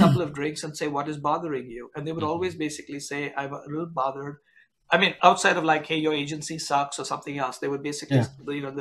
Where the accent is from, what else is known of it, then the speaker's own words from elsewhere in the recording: India; moved away as an adult; now in United States; I grew up in India, work in the United States for a French company.